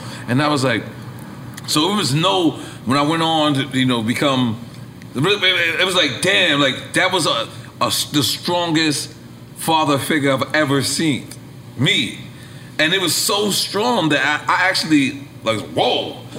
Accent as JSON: {"language": "English", "town": "New York City", "region": "New York", "country": "United States", "said": "I'm from New York City, so I'm from Left Rack City."}